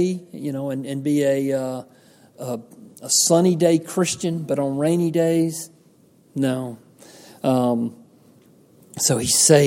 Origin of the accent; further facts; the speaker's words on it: Georgia, United States; I grew up in Georgia out in the country